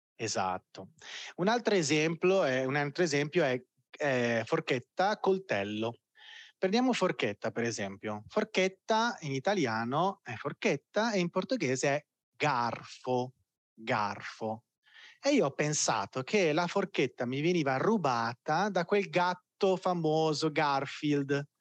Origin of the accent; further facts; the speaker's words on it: Italy; moved away as an adult; now in Belo Horizonte, Brazil; Io ho bisogno di conterranei qua a Bell'Orizzonte